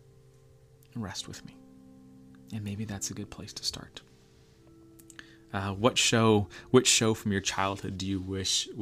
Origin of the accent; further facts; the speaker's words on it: Florida, United States; moved away; growing up in Florida